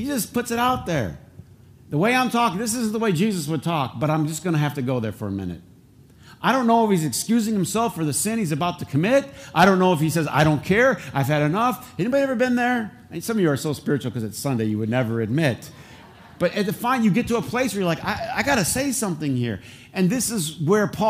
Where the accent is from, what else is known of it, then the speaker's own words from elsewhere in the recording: Flint, Michigan, United States; accent: Flint English; I have Flint English